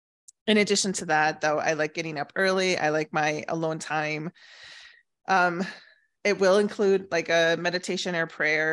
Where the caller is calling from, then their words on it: Scottsdale, Arizona, United States; Scottsdale, Arizona.